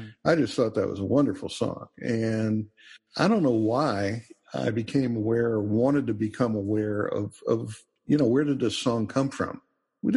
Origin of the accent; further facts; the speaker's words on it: Washington, District of Columbia, United States; I grew up in Washington, D.C.